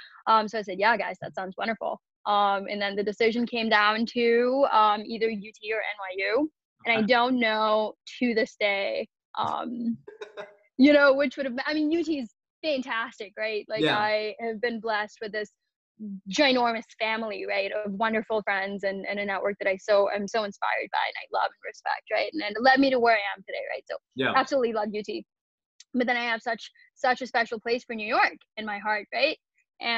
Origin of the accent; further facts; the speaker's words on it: Kolkata, West Bengal, India; moved away as an adult; now in United States; So grew up in Calcutta, India. Spent the first 18 years there. Went to high school there and whatnot.